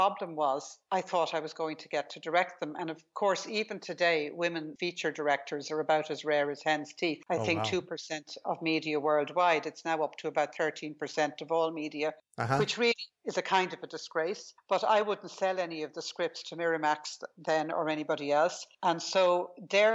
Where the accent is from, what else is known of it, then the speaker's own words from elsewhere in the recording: Ireland; I grew up in Ireland